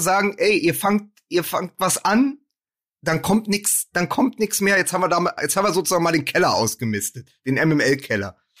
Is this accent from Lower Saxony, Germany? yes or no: no; Berlin, Germany; ich komme aus Berlin